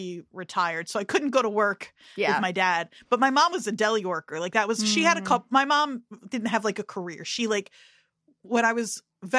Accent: New Jersey, United States; growing up in Jersey

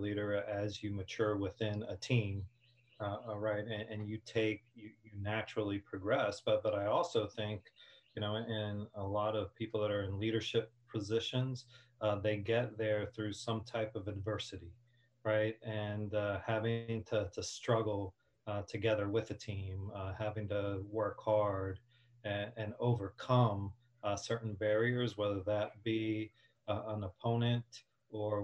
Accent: Hialeah, Florida, United States; also born or lived in New Jersey; I grew up in the city of Hialeah, although I was born in Jersey and moved there when I was 2

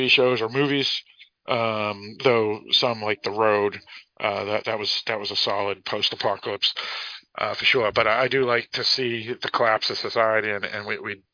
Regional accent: Boston, Massachusetts, United States; my hometown of Boston

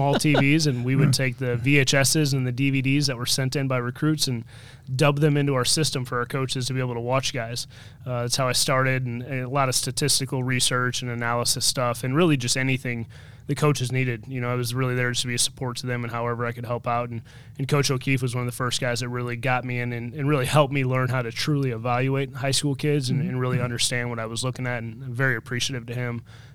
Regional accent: Decatur, Illinois, United States; moved away as an adult; also born or lived in Peoria, Illinois; now in Iowa, United States; I was born in Peoria, Illinois, raised in Decatur, Illinois, graduated high school in Decatur, Illinois

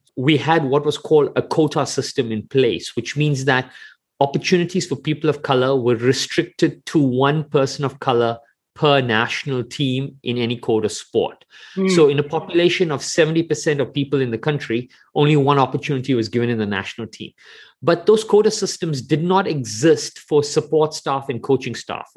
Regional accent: South Africa; I grew up in South Africa and I'm of Indian origin

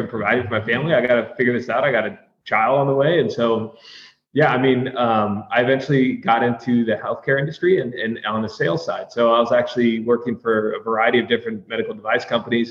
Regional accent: San Diego, California, United States; also born or lived in Texas / New York; born and raised in San Diego, was here through middle school, high school, college, all the way through.

